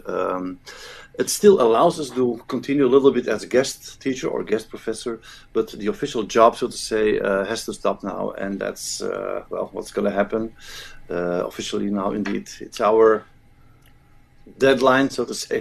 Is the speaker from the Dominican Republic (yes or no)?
no; Flanders, Belgium; first language Dutch (Flemish); English is a second language; But I'm from Flanders, so my language, my native, native tongue is Flemish as we call it, which is Dutch.